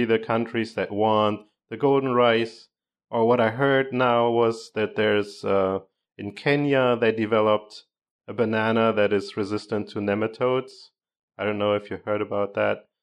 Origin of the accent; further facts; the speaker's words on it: Germany; moved away; I grew up in Germany and it was always like, yeah, in summer we get rain like once a week